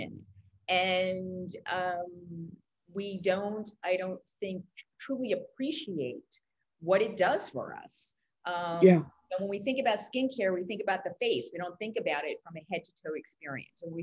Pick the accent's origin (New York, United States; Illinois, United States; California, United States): New York, United States; moved away; also born or lived in Brazil / London; I grew up in New York, but I also lived in Brazil. I lived in London